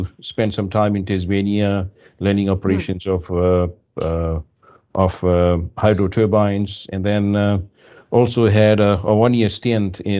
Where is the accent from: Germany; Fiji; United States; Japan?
Fiji; moved away as an adult; also born or lived in New Zealand; now in Canada; I was born in Fiji. Far away from Canada, and coming from a third world country